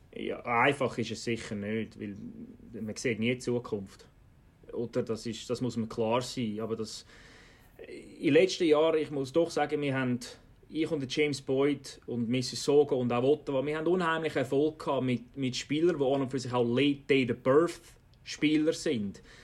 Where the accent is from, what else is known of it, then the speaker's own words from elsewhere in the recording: Switzerland; now in Canada; als Schweizer in der Canadian Hockey League